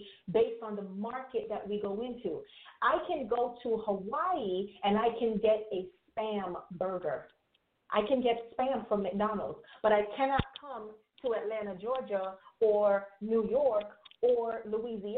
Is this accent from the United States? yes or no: no; Jamaica; I am Jamaican West Indies, right? So as a Jamaican